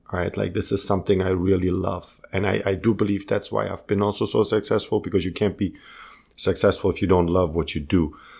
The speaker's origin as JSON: {"language": "English", "town": "Munich", "region": "Bavaria", "country": "Germany", "tie": "born or raised there", "also_born_or_lived": "Croatia", "second_language": "English", "said": "I was born in Munich. You know, raised in Munich."}